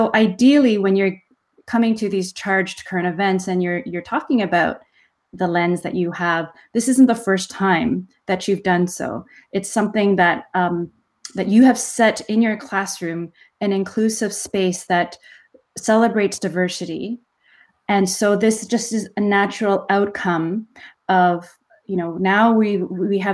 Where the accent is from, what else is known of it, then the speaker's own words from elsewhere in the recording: Canada; as a Canadian Korean